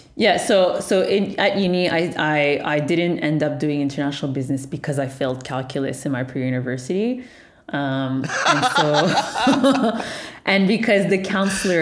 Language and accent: English; Montreal, Quebec, Canada; born and raised in Montreal, Canada